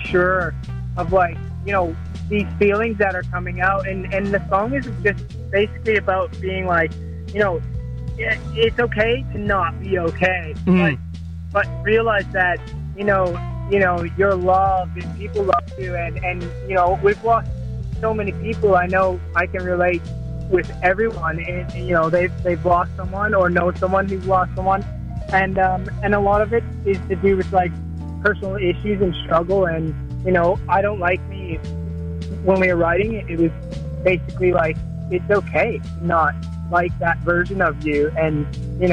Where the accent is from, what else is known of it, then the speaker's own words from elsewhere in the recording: Toronto, Ontario, Canada; moved away as an adult; also born or lived in Nova Scotia, Canada; now in Sydney, Australia; I'm originally from Nova Scotia, but I grew up in Toronto pretty much.